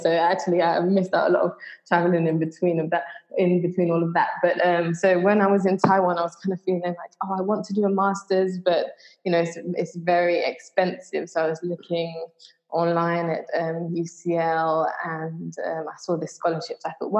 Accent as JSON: {"language": "English", "region": "London", "country": "United Kingdom", "tie": "born or raised there", "also_born_or_lived": "Trinidad and Tobago", "moved": "as an adult", "lives_now": "Jamaica", "said": "I was born in Trinidad and Tobago, and I grew up in London. So now I live in Jamaica."}